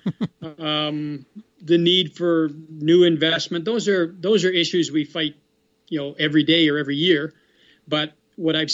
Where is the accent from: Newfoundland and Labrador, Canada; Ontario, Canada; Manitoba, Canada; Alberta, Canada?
Alberta, Canada; Red Deer; now in Calgary, Canada; I grew up in Red Deer